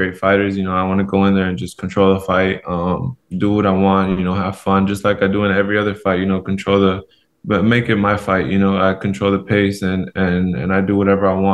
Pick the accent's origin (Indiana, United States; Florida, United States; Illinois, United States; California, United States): California, United States; Los Angeles; moved away as an adult; now in Seattle, United States; I grew up in Los Angeles, California, and now I've moved to Seattle, Washington.